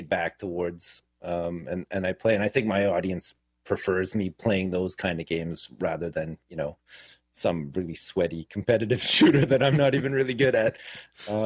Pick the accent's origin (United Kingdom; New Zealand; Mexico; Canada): Canada; now in Jersey; I grew up in Canada and I live in the UK now